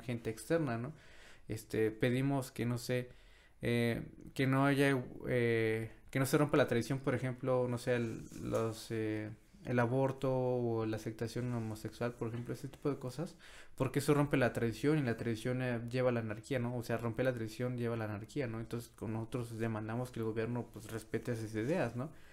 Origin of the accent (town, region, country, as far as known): Mexico